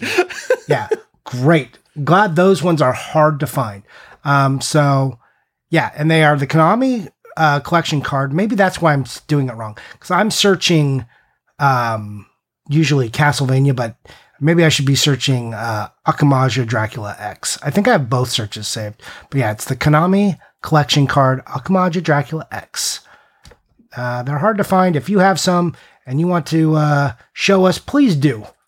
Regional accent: United States; I'm American

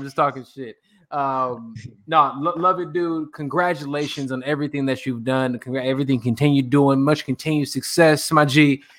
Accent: Chicago, Illinois, United States; accent: Chicago; also born or lived in Atlanta; now in Los Angeles, United States; I'm from Chicago. I'm from Chicago, fam. I got a Chicago accent

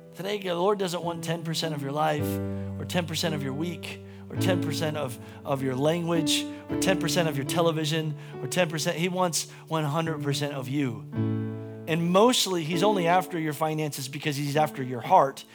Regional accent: United States; as an American

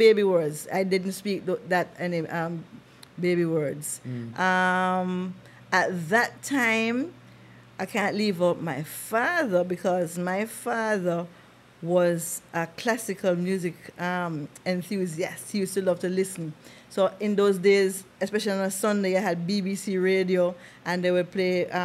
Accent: Jamaica; I was born in Jamaica

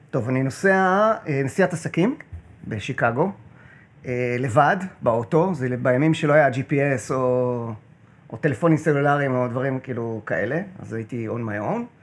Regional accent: Kiryat Bialik, Haifa District, Israel; also born or lived in New Jersey, United States / Connecticut, United States; אני קריית, אה, קריית ביאליק

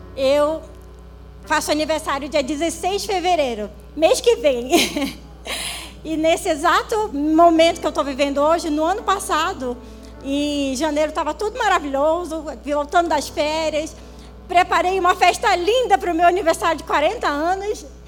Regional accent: Manaus, Amazonas, Brazil; Sou amazonense, nascida lá em Manaus, Manauara

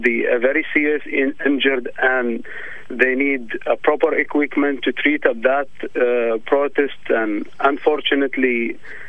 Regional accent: Bahrain; moved away as an adult; now in Australia; I am from Bahrain. I am a refugee here in Australia

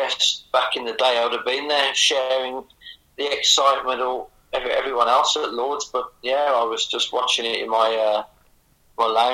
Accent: Birmingham area, West Midlands, United Kingdom; we're both from the Birmingham area

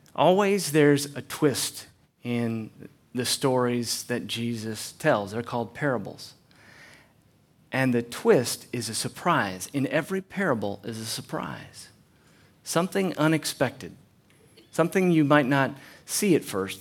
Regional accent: United States; moved away; also born or lived in Chattanooga; I'm from North Carolina, East Tennessee area

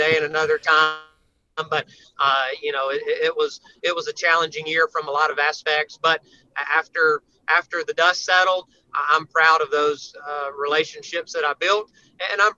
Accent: Georgia, United States; I was from Georgia

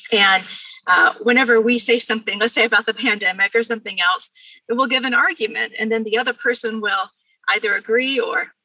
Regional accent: Bakersfield, California, United States; also born or lived in Pasadena, California; I grew up in Bakersfield

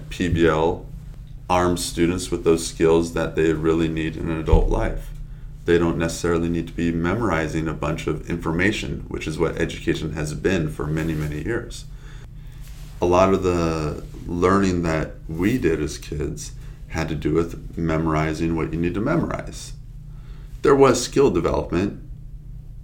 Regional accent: San Diego, California, United States; I'm born and raised in San Diego

